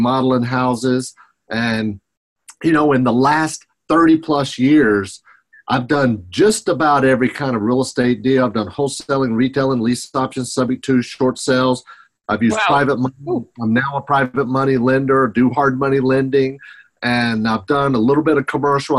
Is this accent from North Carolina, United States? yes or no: yes; Hickory, North Carolina, United States; I grew up in Hickory, North Carolina.